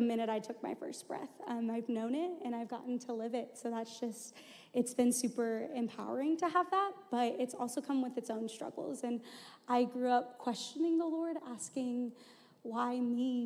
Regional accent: Houston, Texas, United States; moved away as an adult; I'm originally from Houston, Texas, um, and so grew up there and then came to the U of A for school.

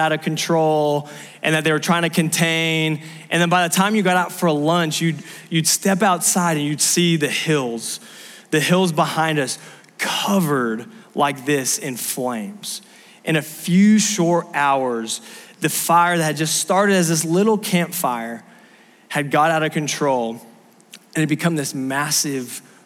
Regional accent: Southern California, United States; moved away; I grew up in Southern California

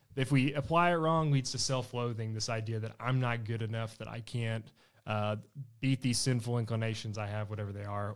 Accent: Blytheville, Arkansas, United States; moved away as an adult; now in Fayetteville, United States; I'm from Blytheville, Arkansas, or from East Arkansas.

